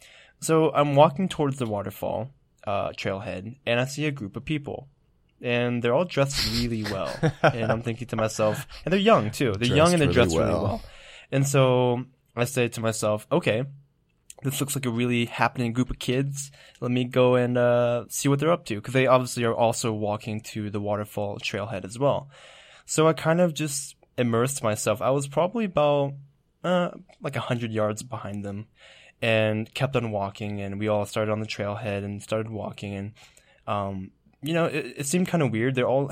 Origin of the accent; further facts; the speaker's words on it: California, United States; and we're mostly from California, but a few people come from different places.